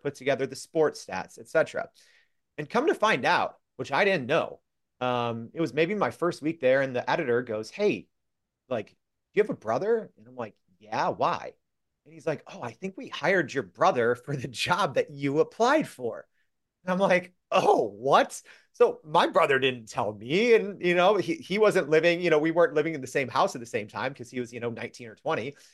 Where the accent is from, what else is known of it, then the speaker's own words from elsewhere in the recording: Freeport, Illinois, United States; my hometown paper called the Freeport Journal Standard